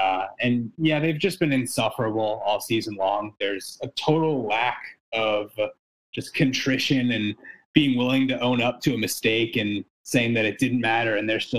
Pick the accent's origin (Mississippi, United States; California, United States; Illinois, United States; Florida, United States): California, United States; Oakland; I truly pray that my hometown team, the Oakland A's, can take that one.